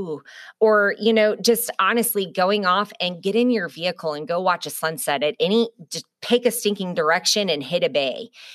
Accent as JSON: {"language": "English", "region": "Midwest", "country": "United States", "moved": "yes", "lives_now": "Hampton Roads, United States", "said": "I'm from the Midwest."}